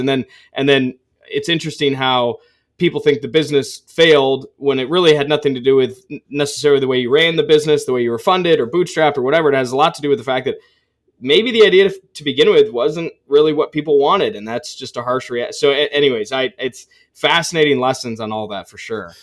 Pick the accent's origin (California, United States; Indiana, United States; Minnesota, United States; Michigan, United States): Michigan, United States; Ann Arbor; also born or lived in Holland, Michigan; I grew up in Ann Arbor